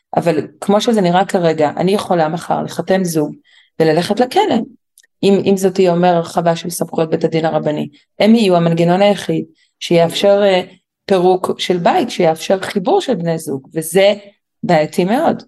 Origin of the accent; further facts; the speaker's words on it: Jerusalem, Jerusalem District, Israel; גדלתי בירושלים, בקהילה מאוד שמרנית, דתית חרדית